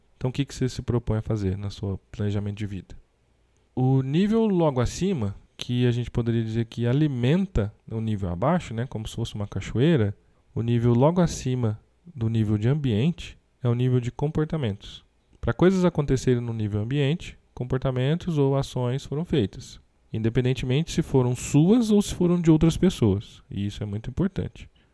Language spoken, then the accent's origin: Portuguese; Brazil; temos como brasileiros